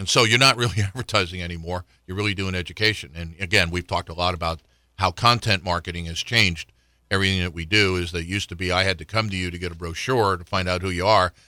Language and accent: English; Florida, United States; now in Richmond, United States; I grew up in Florida